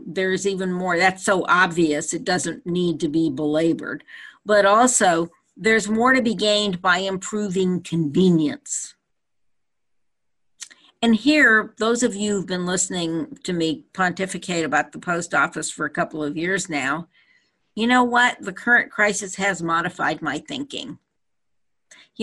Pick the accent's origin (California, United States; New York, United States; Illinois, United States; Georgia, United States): California, United States; Petaluma; also born or lived in Napa, California; when I was growing up in Petaluma and in Napa, they were small towns